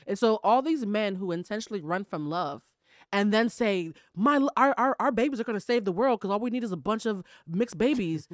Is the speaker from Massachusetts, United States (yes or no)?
yes; Boston, Massachusetts, United States; I'm from Boston, Massachusetts